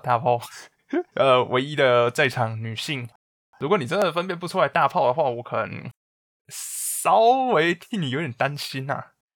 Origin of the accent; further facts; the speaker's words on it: Taiwan; moved away; also born or lived in United Kingdom; 身为一个台湾人